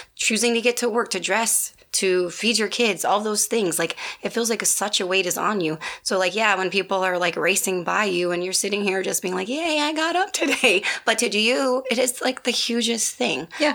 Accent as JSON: {"language": "English", "region": "Midwest", "country": "United States", "moved": "yes", "said": "I was from the Midwest"}